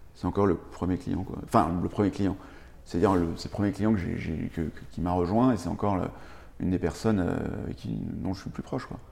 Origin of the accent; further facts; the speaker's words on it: Paris, Île-de-France, France; moved away as an adult; also born or lived in United States; j'ai grandi, grandi à Paris